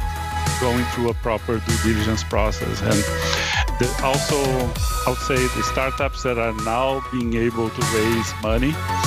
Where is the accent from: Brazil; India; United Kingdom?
Brazil; moved away as an adult; now in United States; I was born in Brazil. I moved to the U.S. 23 years ago